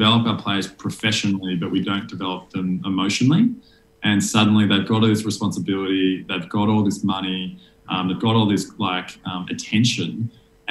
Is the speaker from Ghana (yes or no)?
no; Sydney, New South Wales, Australia; I grew up in Sydney